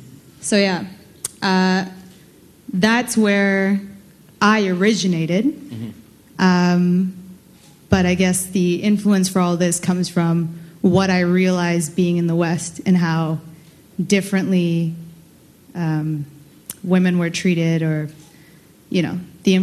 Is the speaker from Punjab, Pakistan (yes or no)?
no; Karachi, Sindh, Pakistan; born there; moved away; Well, I was born in Pakistan, in Malir, and then to Karachi, to parents that are Bengali, and they're Bihari by way of Bangladesh, and Gujarat.